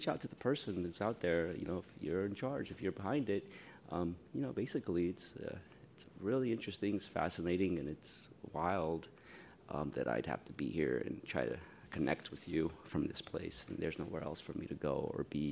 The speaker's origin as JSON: {"language": "English", "town": "San Francisco", "region": "California", "country": "United States", "tie": "born or raised there", "said": "I grew up in San Francisco. I went to elementary school here at Cobb, and then middle school at Roosevelt, and then at Galileo"}